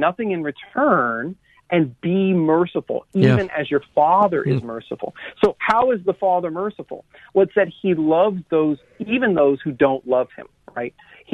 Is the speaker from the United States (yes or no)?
yes; South Louisiana, United States; I'm from South Louisiana